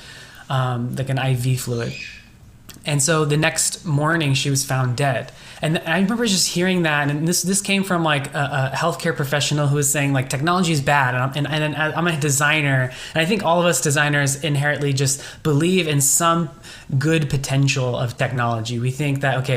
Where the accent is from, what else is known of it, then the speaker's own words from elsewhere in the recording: Bay Area, California, United States; I grew up in the Bay Area, so it's all been in this small, you know, little area here